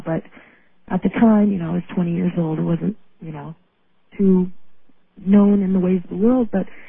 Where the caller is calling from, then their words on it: Reno, Nevada, United States; also born or lived in California; Hi there. … I'm calling from Reno.